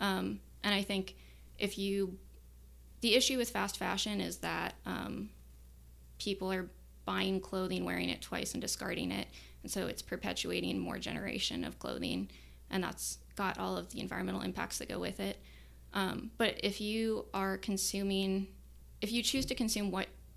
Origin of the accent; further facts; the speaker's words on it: Omaha, Nebraska, United States; I grew up in West Omaha, and I didn't have a car until I was like 22